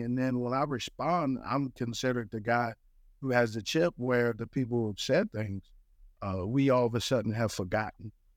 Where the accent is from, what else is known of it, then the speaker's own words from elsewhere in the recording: West Coast, United States; moved away; also born or lived in Monterey, California; growing up on the West Coast